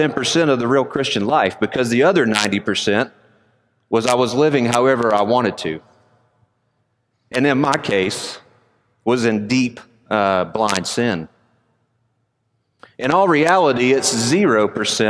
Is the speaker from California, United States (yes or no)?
no; Conyers, Georgia, United States; Although I am a Georgia boy, I was born and raised in Conyers, Georgia.